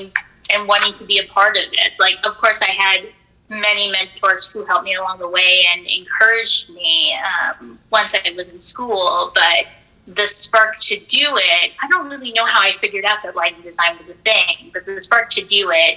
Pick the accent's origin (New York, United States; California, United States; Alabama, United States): California, United States; Orange County, Southern; Growing up in Southern California